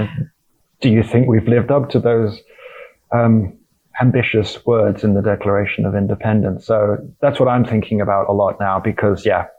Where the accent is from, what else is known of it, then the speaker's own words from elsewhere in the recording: United Kingdom; as a British person, you know, it was the start of a long and acrimonious divorce of a colony that we really quite liked